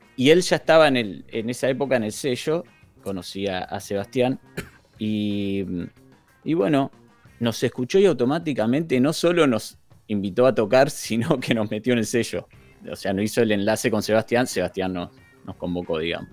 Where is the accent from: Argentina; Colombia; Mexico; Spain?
Argentina; Zárate / Campana, Buenos Aires Province; somos mitad de Zárate, mitad de Campana